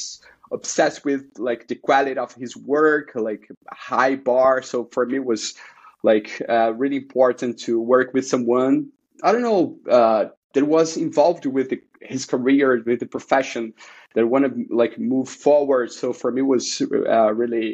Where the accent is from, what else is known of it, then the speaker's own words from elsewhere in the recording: Rio de Janeiro, Brazil; English is a second language; moved away as an adult; also born or lived in São Paulo, Brazil; now in New York City, United States; So I'm from Rio. I was born and raised in Rio.